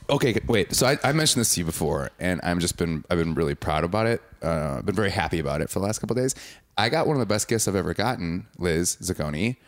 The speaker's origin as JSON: {"language": "English", "town": "Milwaukee", "region": "Wisconsin", "country": "United States", "said": "I'm from Milwaukee"}